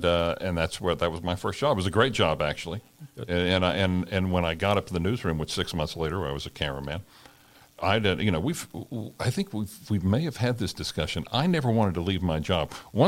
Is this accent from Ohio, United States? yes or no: no; Oklahoma, United States; moved away; also born or lived in Texas; we grew up in Oklahoma and I was born in Texas